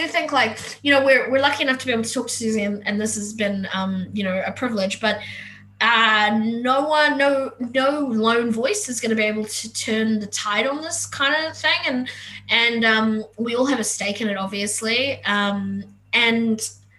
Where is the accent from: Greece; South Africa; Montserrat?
South Africa; moved away; I said I'm an immigrant from South Africa. We moved here in 2005. I've never been able to go back.